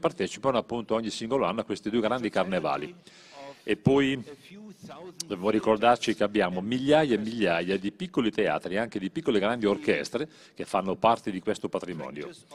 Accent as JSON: {"language": "Italian", "country": "Germany", "said": "Germania, beh, il mio paese"}